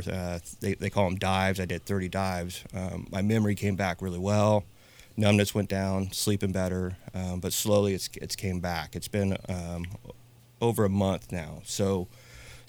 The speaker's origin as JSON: {"language": "English", "town": "Napa", "region": "California", "country": "United States", "tie": "born or raised there", "said": "I'm born and raised in Napa."}